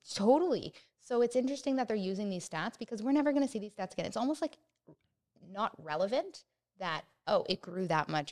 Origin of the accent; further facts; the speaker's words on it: Oakville, Ontario, Canada; also born or lived in Hamilton; I am from Oakville, and I currently live in Oakville, and I don't wanna leave Oakville